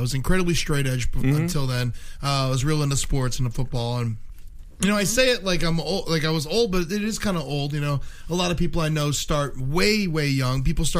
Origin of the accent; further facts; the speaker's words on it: South Florida, United States; I grew up in South Florida